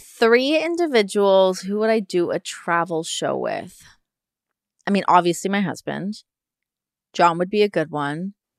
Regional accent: Toronto, Ontario, Canada; we're obviously both from Toronto

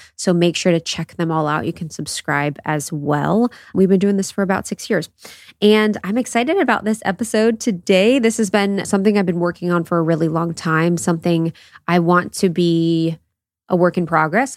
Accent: Midwest, United States; my experience of growing up in the Midwest

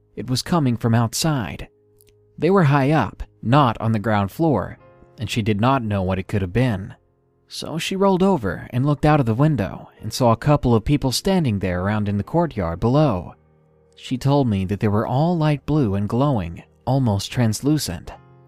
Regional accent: Prince Edward Island, Canada; I'm Canadian, but I'm from the smallest province in Canada, so we don't get mentioned a lot in your usual Canadian history courses

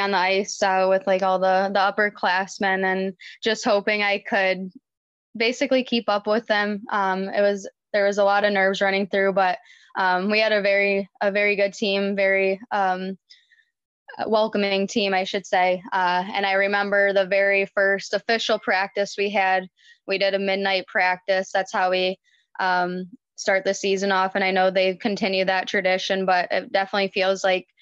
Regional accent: Livonia, Michigan, United States; I grew up in Livonia, Michigan

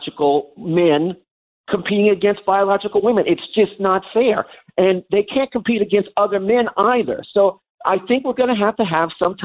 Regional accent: Long Island, New York, United States; growing up on Long Island in the 1970s and 80s

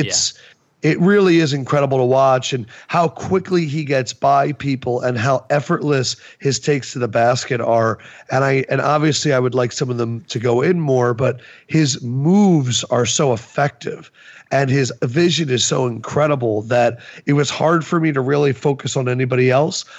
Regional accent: New York, United States; also born or lived in Nebraska / Kentucky; as a New Yorker

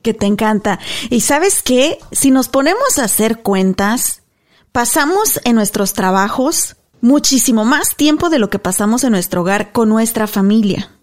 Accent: Guanajuato, Mexico; moved away as an adult; yo soy mexicana, nací, crecí en México, toda mi vida estuve ahí hasta la universidad

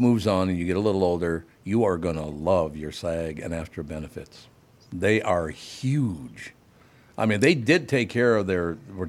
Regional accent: Minnesota, United States; I was from Minnesota

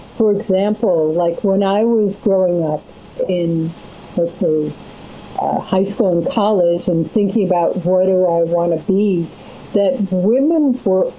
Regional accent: New England, United States; moved away as an adult; also born or lived in Connecticut / Vermont; now in Los Angeles, United States; I'm a New Englander. I was sort of Connecticut and Vermont.

